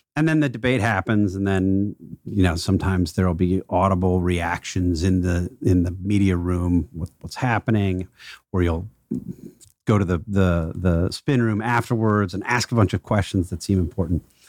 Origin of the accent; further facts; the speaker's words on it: Milwaukee, Wisconsin, United States; Milwaukee's my hometown